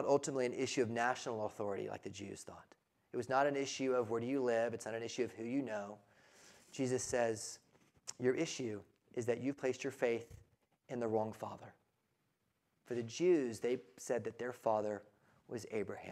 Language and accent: English; United States; we are American